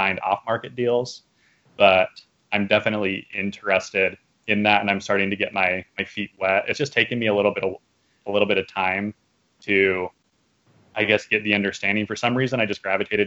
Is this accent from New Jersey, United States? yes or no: no; Arizona, United States; moved away as an adult; I'm from Arizona